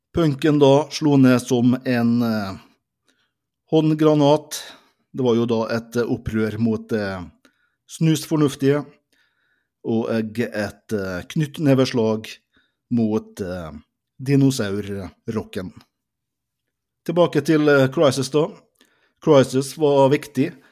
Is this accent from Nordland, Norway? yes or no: no; Molde, Møre og Romsdal, Norway; Vi er begge født og oppvokst i Molde. Molde vest, henholdsvis da Bjørset og eh, Kvam.